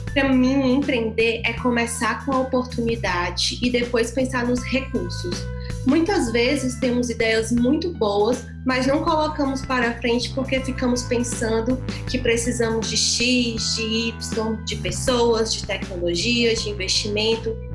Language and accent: Portuguese; Fortaleza, Ceará, Brazil; Sou de Fortaleza